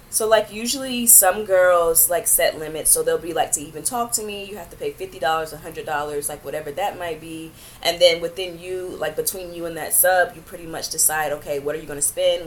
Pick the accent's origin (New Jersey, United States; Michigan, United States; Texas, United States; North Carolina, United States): North Carolina, United States; Greenville; moved away as an adult; also born or lived in Raleigh, North Carolina; now in New York, United States; I am originally from North Carolina, um, a small town called Greenville.